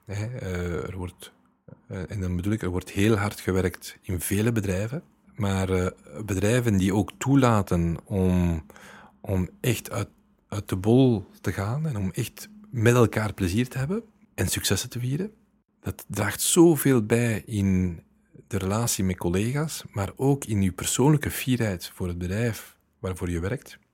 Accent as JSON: {"language": "Dutch", "town": "Leuven", "region": "Flanders", "country": "Belgium", "said": "ik ben van Leuven"}